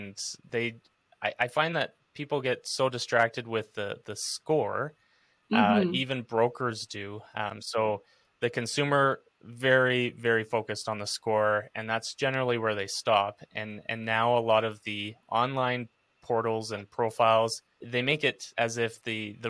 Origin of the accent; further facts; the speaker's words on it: Kelowna, British Columbia, Canada; I grew up in Kelowna